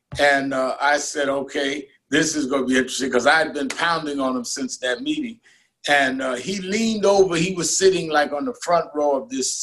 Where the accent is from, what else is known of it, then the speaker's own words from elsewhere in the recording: New York City, New York, United States; I was born and raised in Brooklyn